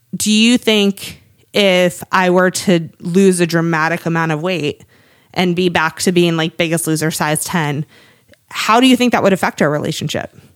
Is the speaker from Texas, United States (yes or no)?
no; Cape Cod, Massachusetts, United States; moved away; I am from Cape Cod